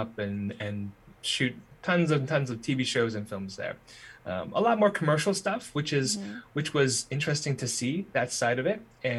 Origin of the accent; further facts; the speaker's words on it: Winnipeg, Manitoba, Canada; also born or lived in Alberta / British Columbia; I was born in Winnipeg. My parents immigrated here from Hong Kong, back in the 70s. And when I was born, it was in Winnipeg, but we were unsettled.